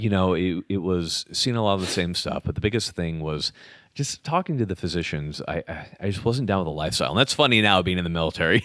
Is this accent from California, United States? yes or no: yes; California, United States; moved away as an adult; also born or lived in Utah; I grew up in California, surfing, all that kind of stuff